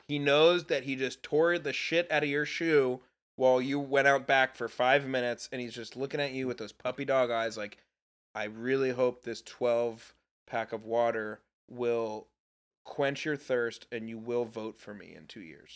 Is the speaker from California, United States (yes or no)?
no; Texas, United States; as a Texan